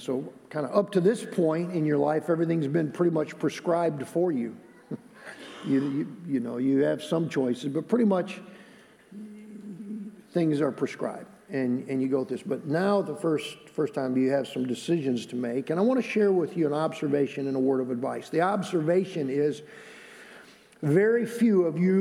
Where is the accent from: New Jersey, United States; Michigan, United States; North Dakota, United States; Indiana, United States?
Michigan, United States; moved away; He was my pastor where I grew up in Michigan